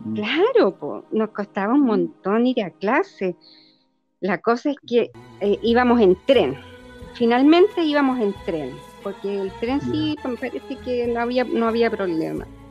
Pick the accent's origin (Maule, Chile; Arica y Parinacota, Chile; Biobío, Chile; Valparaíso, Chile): Maule, Chile; Parral; born or raised there; also born or lived in Santiago